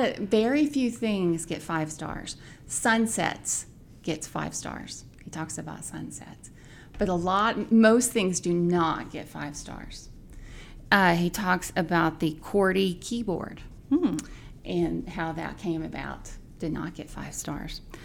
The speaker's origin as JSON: {"language": "English", "region": "Indiana", "country": "United States", "said": "I am from Indiana."}